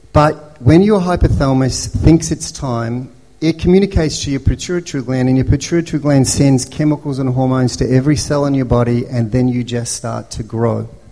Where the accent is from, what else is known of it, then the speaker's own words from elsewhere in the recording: Melbourne, Victoria, Australia; When I was growing up in Melbourne, um, as a, a white European family